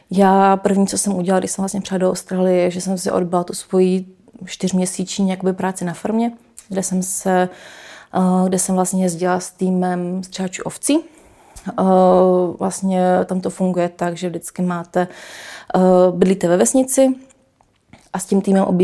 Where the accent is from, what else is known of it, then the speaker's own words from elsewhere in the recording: Canada; born there; jsem se narodila v Kanadě, tak já jsem jak Češka, tak Kanaděnka